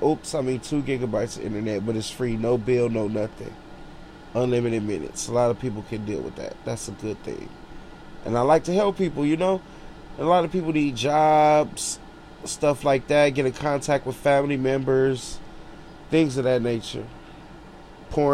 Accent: Los Angeles, California, United States; straight out of Watts, all my life, 32 years old

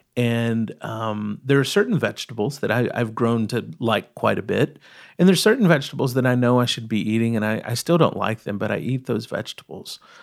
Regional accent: East Texas, United States; I grew up in East Texas

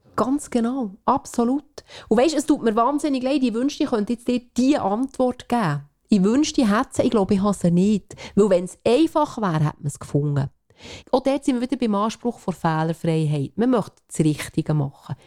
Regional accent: Switzerland; wir als Schweizer

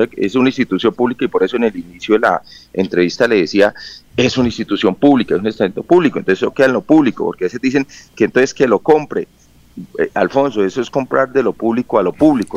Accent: Socorro, Santander, Colombia; yo soy del Socorro

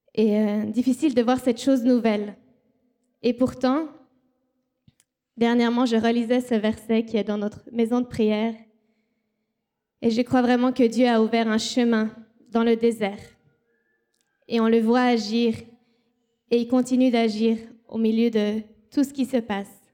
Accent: Switzerland; moved away as an adult; also born or lived in Haiti

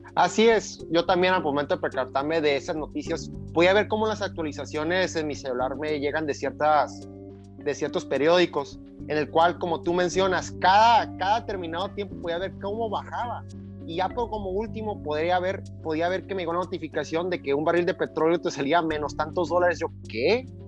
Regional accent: Mexico; para nosotros como país, como mexicanos

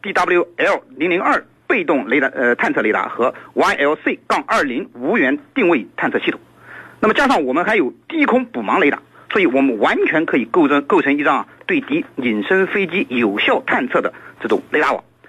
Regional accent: China; 但是我们中国人一向有自力更生的这个优良传统

